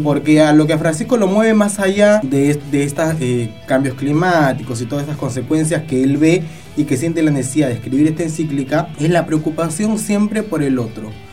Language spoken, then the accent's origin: Spanish; Peru; now in Argentina; yo soy peruano, nosotros celebramos otro día